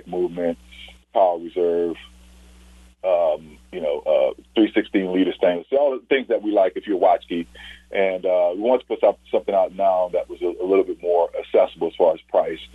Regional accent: New Orleans, Louisiana, United States; I'm from Uptown New Orleans in the Irish Channel

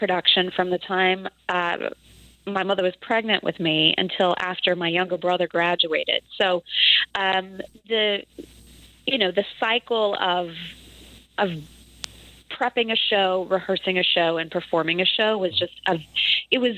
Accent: the panhandle of Texas, United States; moved away; I grew up in a very agrarian small town in the panhandle of Texas

